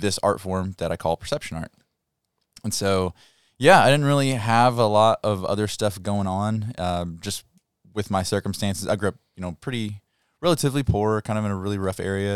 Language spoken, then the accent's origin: English; Muhlenberg County, Kentucky, United States; I'm from Kentucky